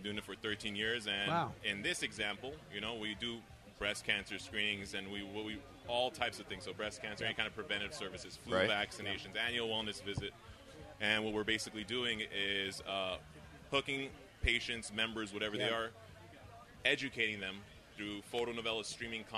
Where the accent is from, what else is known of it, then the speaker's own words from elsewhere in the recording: Los Angeles, California, United States; I'm from Los Angeles, California.